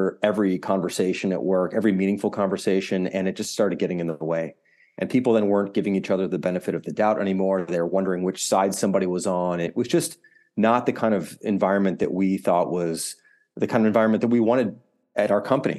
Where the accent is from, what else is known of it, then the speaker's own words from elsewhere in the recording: Deerfield, Illinois, United States; I grew up in the suburbs of Chicago in a suburb called Deerfield, which is on the North Shore, for those who know the area.